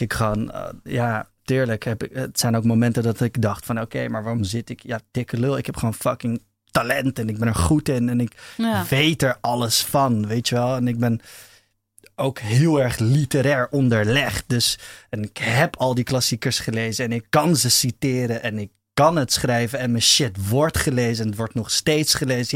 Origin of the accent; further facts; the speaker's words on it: Amsterdam, North Holland, Netherlands; Ja, ik ben in de eerste plaats Amsterdammer